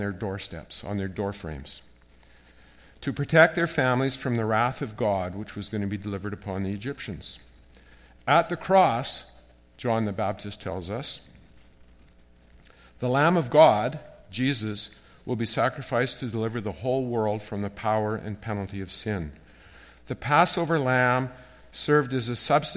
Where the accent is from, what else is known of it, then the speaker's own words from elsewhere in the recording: Canada; As a Canadian